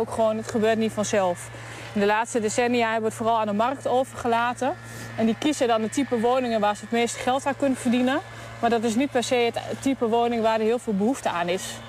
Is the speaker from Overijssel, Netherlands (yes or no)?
yes; Hengelo, Overijssel, Netherlands; geboren en getogen in Hengelo